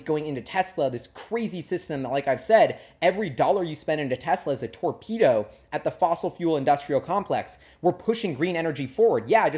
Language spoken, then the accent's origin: English; New York, United States; And why I love walking everywhere as a New Yorker and even in Seattle, wherever, whenever I can